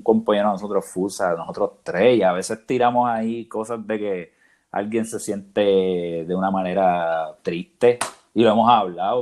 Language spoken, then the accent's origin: Spanish; Puerto Rico; como puertorriqueños, de lo que somos